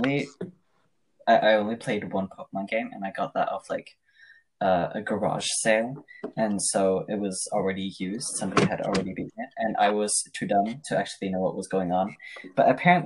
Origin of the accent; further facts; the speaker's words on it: Norway; I'm from Norway